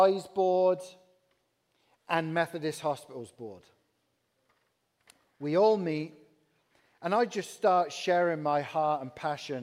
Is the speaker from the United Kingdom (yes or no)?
yes; England, United Kingdom; accent: English; moved away as an adult; now in Peoria, United States; I'm from England.